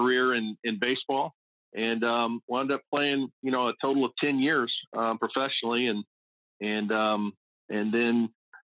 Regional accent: San Diego, California, United States; moved away as an adult; also born or lived in Fayetteville; I grew up in Southern California. And I was born and raised out there and lived the majority of my life down in the San Diego area

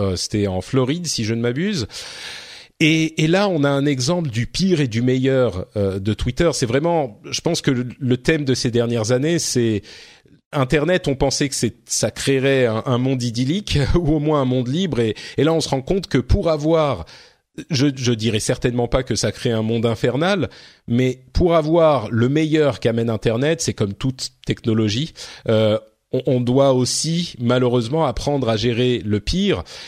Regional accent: France; chez nous en France

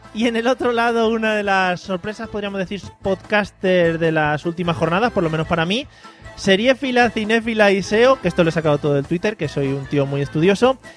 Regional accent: Madrid, Community of Madrid, Spain; now in Valencia, Spain; yo que soy de Madrid, que vivo aquí en Valencia

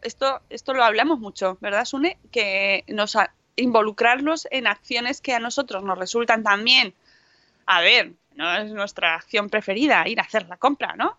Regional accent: Guijo de Santa Bárbara, Extremadura, Spain; en mi pueblo, en el Hijo de Santa Bárbara, en La Vera, en Cáceres

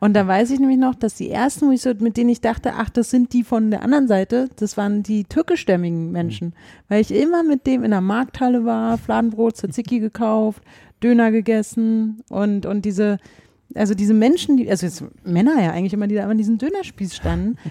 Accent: Berlin, Germany; also born or lived in Leipzig; wir sind Berliner

